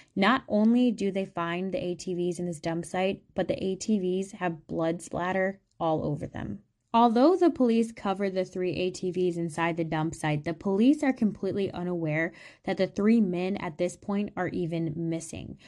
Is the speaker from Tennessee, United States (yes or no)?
yes; East Tennessee, United States; growing up in East Tennessee